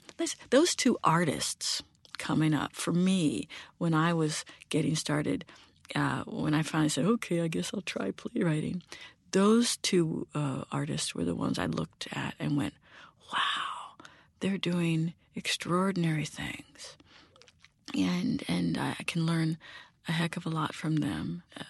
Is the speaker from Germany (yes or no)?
yes; Germany; Again, growing up in Germany, learning German, being fluent in German, big fan of Bertolt Brecht.